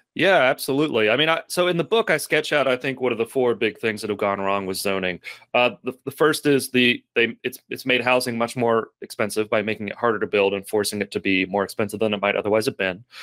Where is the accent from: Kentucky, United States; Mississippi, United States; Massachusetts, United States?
Kentucky, United States; Lexington; I'm from Lexington, Kentucky, which is a very, very similar context to Fayetteville